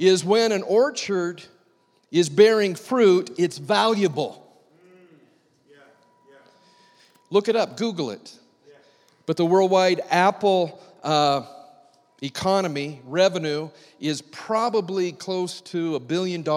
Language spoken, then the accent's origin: English; Washington, United States; I grew up in Washington State around a lot of orchards